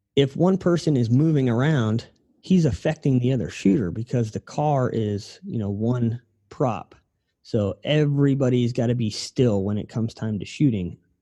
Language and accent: English; Ohio, United States; moved away; I'm from Ohio, so like our rooftops are pretty steep over there